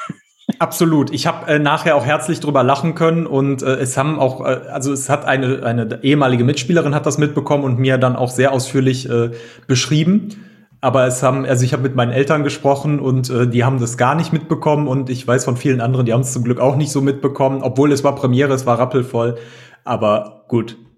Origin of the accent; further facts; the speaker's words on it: near Düsseldorf-Cologne, North Rhine-Westphalia, Germany; Wir sind äh, Rheinländer, wie man so schön im Rheinland sagt. und äh, wir kommen hier aus der Nähe oder äh, Umgebung Düsseldorf-Köln.